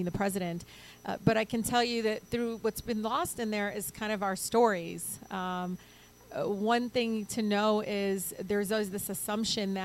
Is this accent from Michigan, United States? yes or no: yes; Detroit, Michigan, United States; first language Arabic; English is a second language; I was born and raised in Detroit